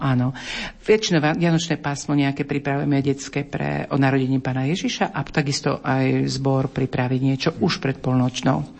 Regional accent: Slovakia; moved away as an adult; now in Karaganda, Kazakhstan; že nie, že zo Slovenska

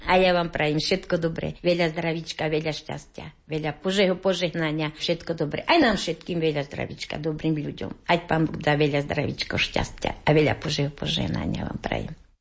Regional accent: Pohorelá, Banská Bystrica Region, Slovakia; moved away; ja som ináč z Pohrelej

